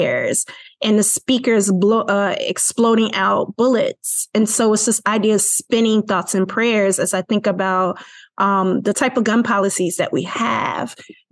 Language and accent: English; Chicago, Illinois, United States; I'm from Chicago, Illinois